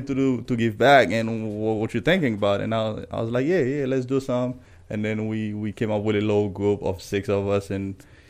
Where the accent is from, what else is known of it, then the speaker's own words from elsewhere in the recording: Port-au-Prince, Ouest, Haiti; also born or lived in Delray Beach, Florida; now in Orlando, United States; I was born and raised in Port-au-Prince. I've never been outside of Port-au-Prince